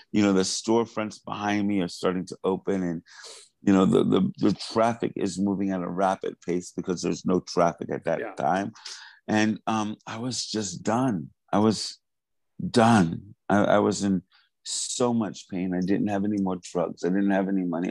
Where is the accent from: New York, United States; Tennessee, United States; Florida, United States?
New York, United States; Hempstead; moved away as an adult; also born or lived in Wyandanch, New York / Maryland / Los Angeles; I, grew up in Hempstead from 80 to, to the time I left when I went to school.